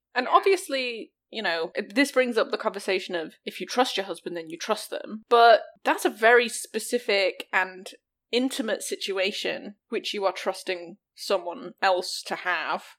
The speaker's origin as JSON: {"language": "English", "region": "the north of England", "country": "United Kingdom", "tie": "born or raised there", "said": "my my hometown has a big famous racecourse in the north of England"}